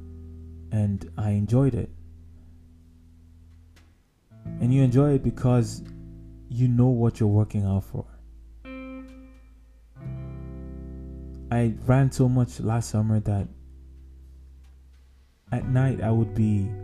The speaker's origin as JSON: {"language": "English", "country": "Nigeria", "tie": "born or raised there", "said": "growing up in Nigeria"}